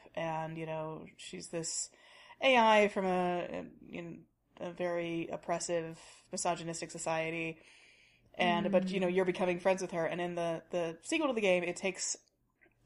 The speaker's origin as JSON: {"language": "English", "region": "Tennessee", "country": "United States", "tie": "born or raised there", "said": "from Tennessee, you know, which is a landlocked state"}